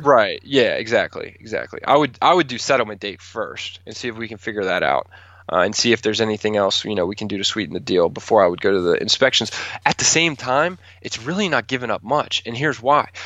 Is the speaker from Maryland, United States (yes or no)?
yes; Calvert County, Maryland, United States; moved away as an adult; also born or lived in New York City; I moved from New York City back to Calvert County